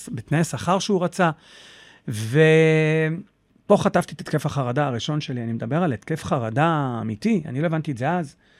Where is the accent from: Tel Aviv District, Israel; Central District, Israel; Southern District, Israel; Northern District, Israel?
Tel Aviv District, Israel; Holon; now in Petah Tikva, Israel; אני במקור מחולון.